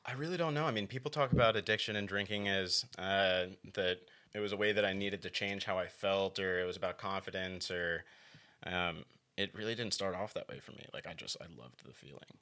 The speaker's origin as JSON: {"language": "English", "town": "Gainesville", "region": "Florida", "country": "United States", "tie": "born or raised there", "said": "I was born and raised here in Gainesville, Florida"}